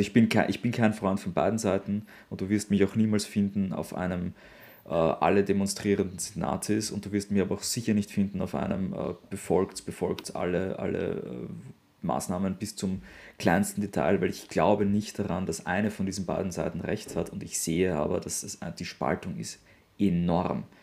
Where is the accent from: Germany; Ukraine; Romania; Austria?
Austria; für mich als Europäer, für mich als Österreicher